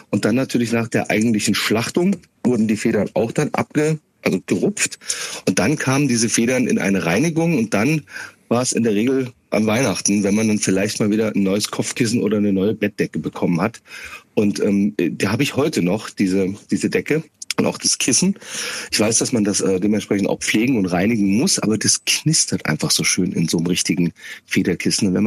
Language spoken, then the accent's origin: German; Schauenburg, Hesse, Germany; Kassel bin ich geboren, ein bisschen westlich ähm, von Kassel aufgewachsen in Schaumburg-Elgershausen.